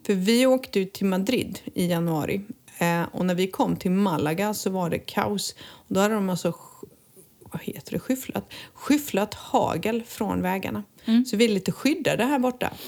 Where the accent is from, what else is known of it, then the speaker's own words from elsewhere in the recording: Halmstad, Halland County, Sweden; moved away as an adult; now in Costa del Sol, Spain; att vara hemma i Halmstad igen